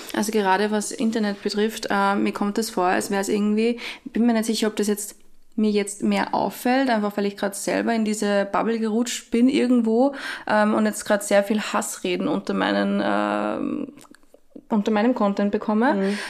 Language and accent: German; Austria; bei uns in Österreich